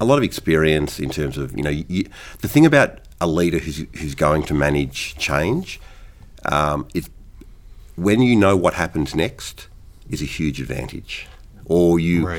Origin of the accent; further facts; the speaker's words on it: Sydney, New South Wales, Australia; moved away; I grew up playing in Sydney